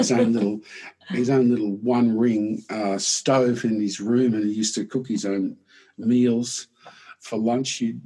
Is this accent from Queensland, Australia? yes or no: yes; Brisbane, Queensland, Australia; I was born in Brisbane